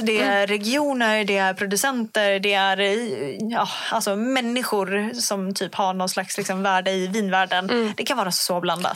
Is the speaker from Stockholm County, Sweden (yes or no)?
no; Umeå, Västerbotten County, Sweden; jag kommer från Umeå